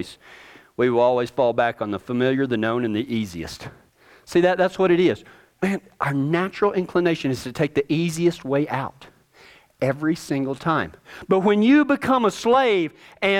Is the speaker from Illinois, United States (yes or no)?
no; Texas, United States; I'm from Texas